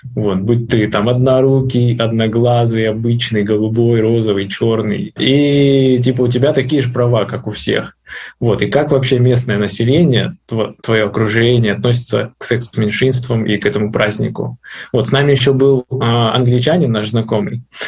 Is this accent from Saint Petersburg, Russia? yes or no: no; North Ossetia–Alania, Russia; я сам из Осетии, из Северной, вот, и у нас в городе стоит памятник Сталину